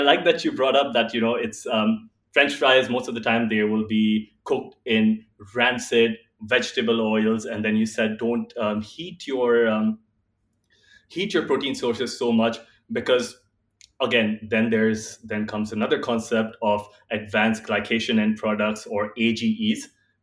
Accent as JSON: {"language": "English", "country": "India", "said": "I am from India, and while I was growing up, when my grandmother was alive"}